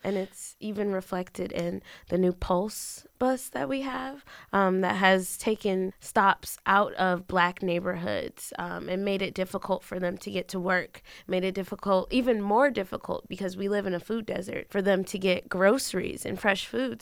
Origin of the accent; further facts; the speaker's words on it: Bridgeport, Connecticut, United States; moved away as an adult; now in Richmond, United States; I was raised in Bridgeport, Connecticut